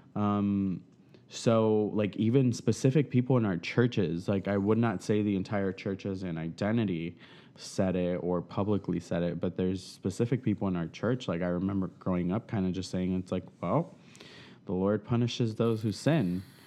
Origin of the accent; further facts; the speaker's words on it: South Florida, United States; moved away; I'm from South Florida